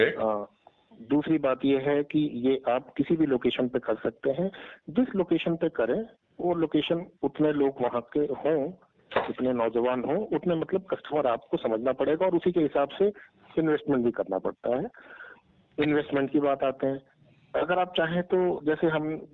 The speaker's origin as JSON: {"language": "Hindi", "town": "Ballia", "region": "Uttar Pradesh", "country": "India", "also_born_or_lived": "Delhi", "moved": "yes"}